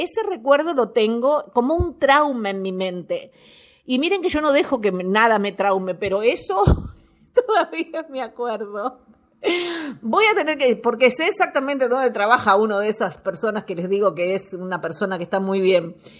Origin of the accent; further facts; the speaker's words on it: Montevideo, Uruguay; moved away; Yo me fui de acá, de, de Uruguay, nací en Uruguay, nací en Montevideo, nací en La Unión